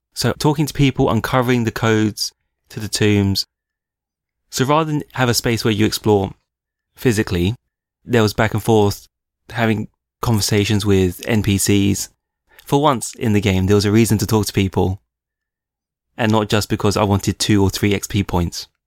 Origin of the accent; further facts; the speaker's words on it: United Kingdom; we're British